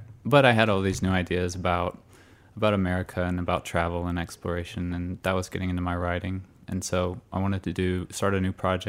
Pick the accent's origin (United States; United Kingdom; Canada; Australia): United States; Dallas, Texas; also born or lived in Austin, Texas; now in Houston, United States; I'm from Dallas originally. Went to school in Austin, and that's where I made most of my music. So I think of it as a hometown.